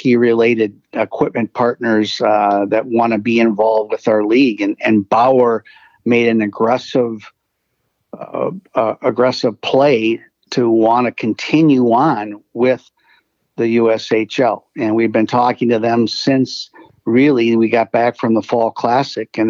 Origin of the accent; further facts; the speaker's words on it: St. Paul, Minnesota, United States; I'm from St. Paul, Minnesota.